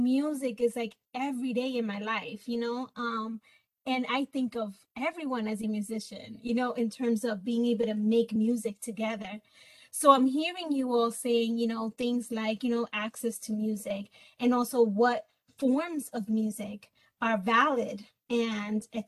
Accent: Puerto Rico; moved away; I'm from Puerto Rico, and in Puerto Rico, you know, they in the holidays do like parrandas

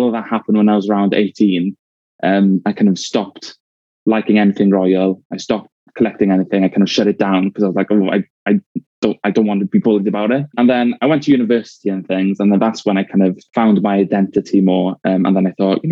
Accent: Wales, United Kingdom; accent: Welsh; I've been brought up in a kind of very Welsh anti-Union Jack kind of family

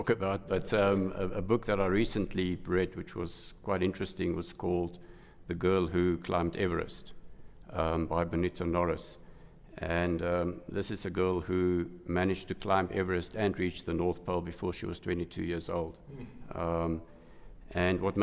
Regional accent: Johannesburg, Gauteng, South Africa; I was born in Johannesburg. I studied at what was known as RAU at the time, University of Johannesburg

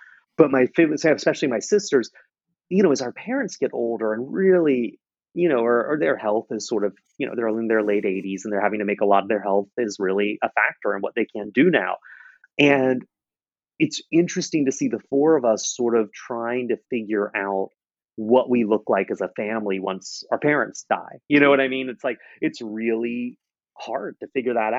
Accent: Charleston, South Carolina, United States; born or raised there

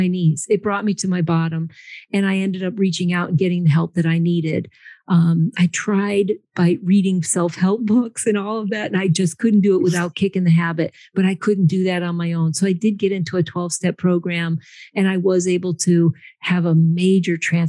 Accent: Connecticut, United States; also born or lived in San Antonio, Texas / Austin, Texas; I am in Connecticut. I grew up in Connecticut, but I actually took a geographical cure to Texas.

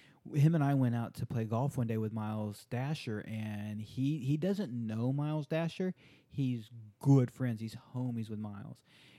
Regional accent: Japan; Growing up in Japan, attending an American Department of Defense school in Japan, it was required reading the book Shogun

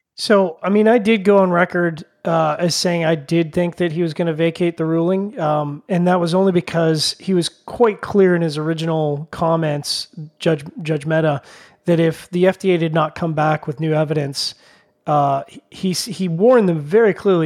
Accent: Canada

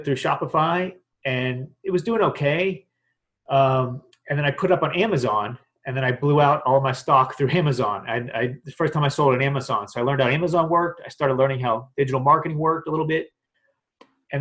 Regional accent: Pittsburgh, Pennsylvania, United States; moved away as an adult; also born or lived in Washington, D.C.; I grew up in Pittsburgh, Pennsylvania, and graduated from University of Pittsburgh

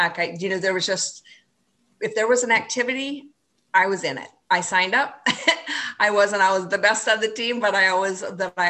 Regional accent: rural North Dakota, United States; moved away as an adult; also born or lived in Maine; now in St. Cloud, United States; My hometown was about 300 people, a small farming community in rural North Dakota

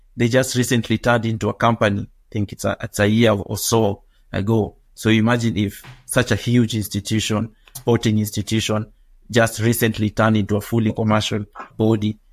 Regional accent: Nairobi, Kenya; I'm a twenty-eight-year-old Kenyan, born and raised in Kibera, the largest slum in Africa

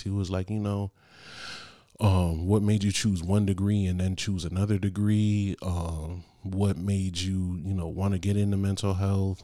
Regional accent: Bridgeport, Connecticut, United States; From Bridgeport.

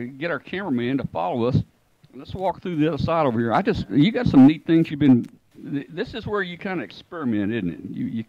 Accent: Arkansas Delta, United States; I grew up in the Delta on Highway 61 up in Arkansas, not too far from you.

